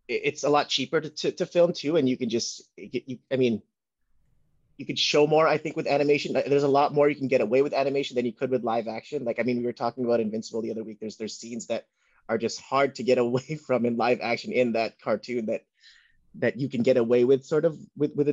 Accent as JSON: {"language": "English", "country": "Philippines", "said": "So I think it's just cool to see because as being a Filipino, um, just cool seeing like something like this come out in the forefront of Netflix"}